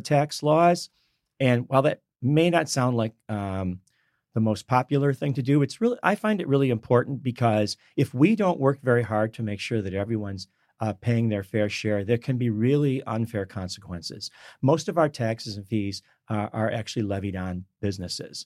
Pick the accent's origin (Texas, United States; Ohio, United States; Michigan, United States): Michigan, United States; I grew up in Michigan